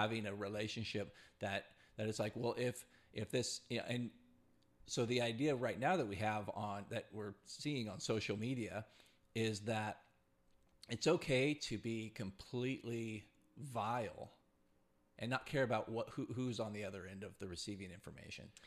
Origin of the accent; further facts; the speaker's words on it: California, United States; as a Californian at forty-one years old